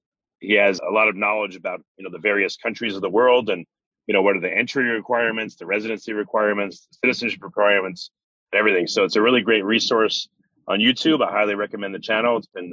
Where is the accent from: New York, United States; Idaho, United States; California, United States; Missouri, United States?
New York, United States; moved away as an adult; now in Texas, United States; I grew up in New York